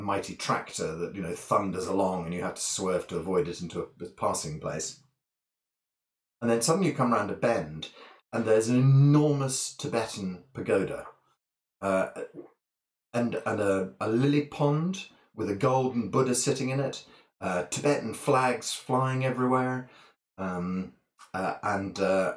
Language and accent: English; Scottish Borders, Scotland, United Kingdom; now in Bath, United Kingdom; I was brought up in the Scottish borders